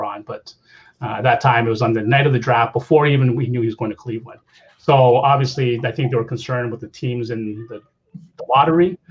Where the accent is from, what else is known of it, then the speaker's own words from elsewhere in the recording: Canada; I'm Canadian